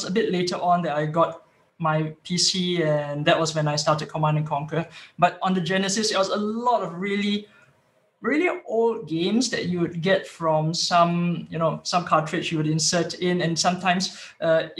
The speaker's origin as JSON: {"language": "English", "country": "Singapore", "moved": "as an adult", "lives_now": "Sweden", "said": "I was originally from Singapore and then popped over here to Sweden for work"}